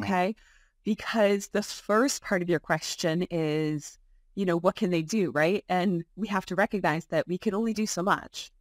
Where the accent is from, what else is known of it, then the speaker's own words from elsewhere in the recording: Buffalo, New York, United States; now in Albany, United States; I was born and raised in Buffalo